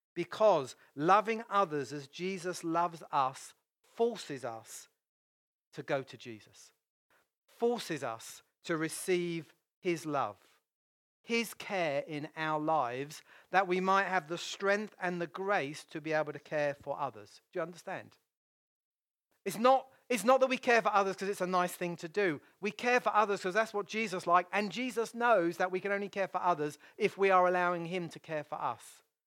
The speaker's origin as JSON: {"language": "English", "country": "United Kingdom", "said": "I'm British"}